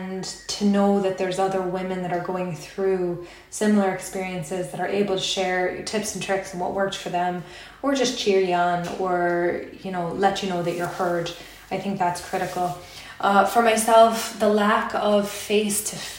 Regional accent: United States; moved away as an adult; now in Ireland; So I'm American and I've been here for about 6 years in Ireland.

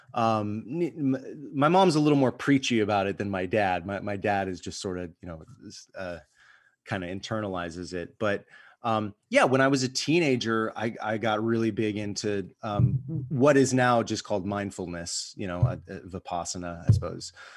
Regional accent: United States; I'm an American

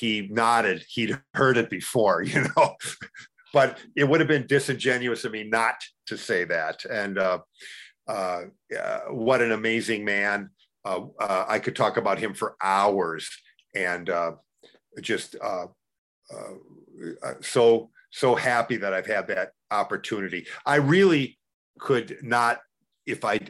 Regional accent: Wausau, Wisconsin, United States; when I was growing up in Wausau, Wisconsin

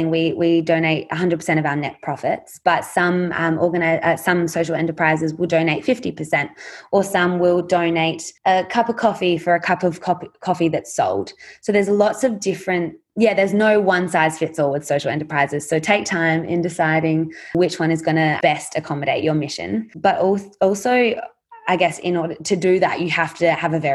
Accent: Australia; us as Australian girls growing up in extremely privileged communities and school communities

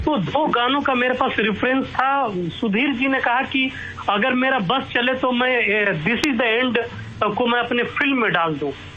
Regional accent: Ballia, Uttar Pradesh, India; moved away; मैं बलिया में रहते हुए लोक जीवन से लोक गीतों से मेरा गहरा ताल्लुक रहा

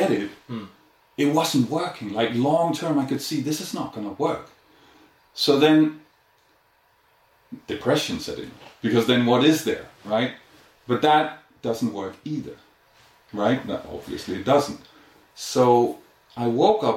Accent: Denmark; moved away as an adult; also born or lived in India; I'm originally from Denmark

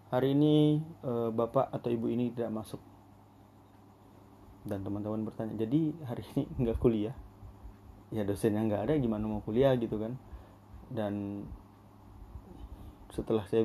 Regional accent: Berau, East Kalimantan, Indonesia; now in Samarinda, Indonesia; karena kebetulan saya anak rantau dari Kabupaten Burau

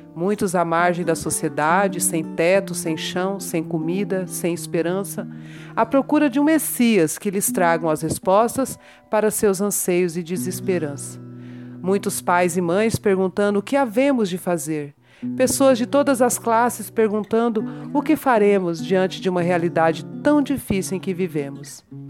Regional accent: Mato Grosso do Sul, Brazil; also born or lived in São Paulo; Nascida em São Paulo, por acaso, mas criada em criada, educada e e vivida em Mato Grosso do Sul, centro-oeste brasileiro, hoje na, morando em Dourados

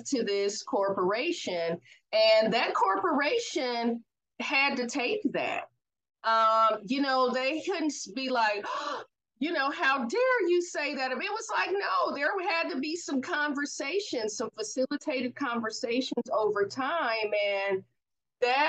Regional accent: Oakland, California, United States; I'm from the Oakland Bay Area

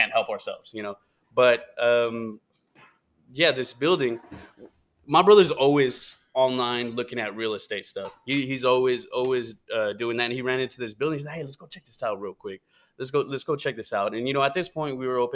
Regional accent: United States; I'm American. I don't know how to speak Spanish

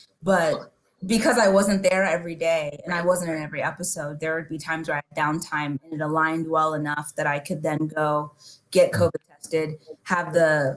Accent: Nigeria; being Nigerian and being Yoruba

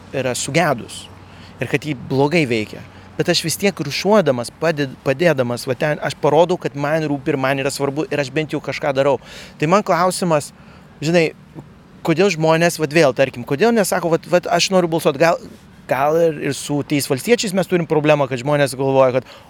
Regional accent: Lithuania; kaip lietuviai mums patinka išeiti į gamtą

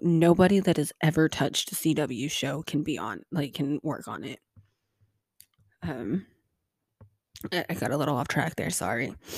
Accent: United States; as an American

